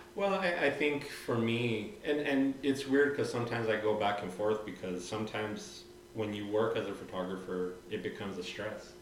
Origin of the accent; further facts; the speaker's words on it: Santa Fe, New Mexico, United States; moved away as an adult; now in Albuquerque, United States; I'm originally from Santa Fe, so I was born and raised.